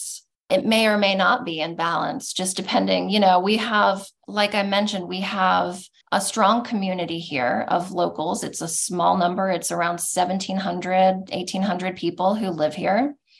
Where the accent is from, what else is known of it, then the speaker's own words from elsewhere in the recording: Central Texas, United States; now in Marfa, United States; I grew up in Central Texas